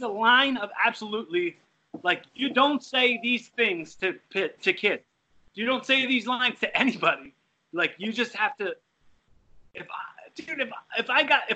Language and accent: English; Bucks County, Pennsylvania, United States; I grew up, I was like in the suburbs So I'm from Bucks County too. I currently live in Bucks County